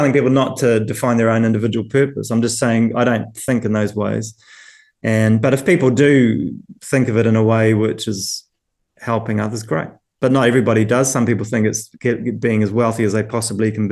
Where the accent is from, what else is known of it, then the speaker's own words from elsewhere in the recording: New Zealand; moved away as an adult; now in United Kingdom; being a New Zealander coming and working in the UK